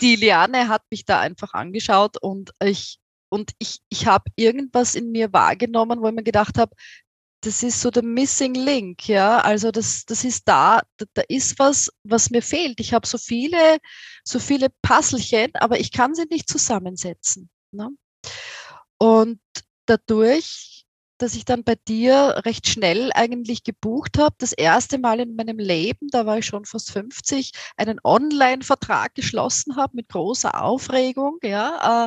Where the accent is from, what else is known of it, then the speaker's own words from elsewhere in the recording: Austria; accent: Austrian; wie du aus meinem Akzent hörst, ich komme aus Österreich, aus äh, nahe von Wien